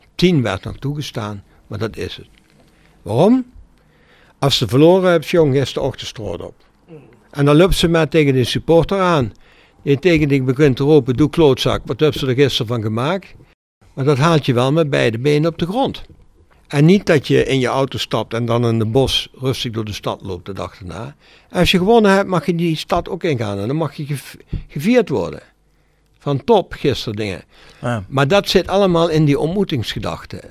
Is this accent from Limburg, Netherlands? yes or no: yes; Brunssum, Limburg, Netherlands; Mijn jeugd in Brunsen was een jeugd van heerlijk op straat.